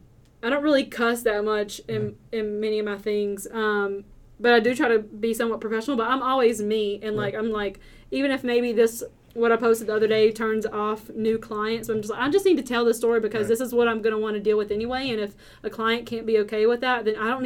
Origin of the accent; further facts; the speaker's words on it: Southern, United States; accent: heavy Southern; My accent is apparently very heavy and Southern, which I can't hear it, but I get that a lot.